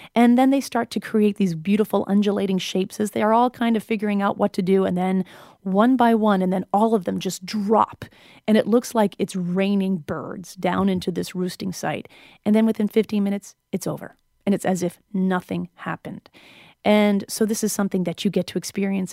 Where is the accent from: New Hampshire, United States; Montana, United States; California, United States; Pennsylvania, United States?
New Hampshire, United States; I spent twenty years growing up in New England